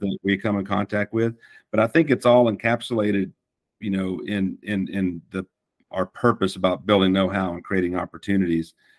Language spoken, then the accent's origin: English; Fort Worth, Texas, United States; accent: Texan; moved away as an adult; also born or lived in Tennessee; I was born in Fort Worth, and um, I can I can keep the accent or I can drop it if I need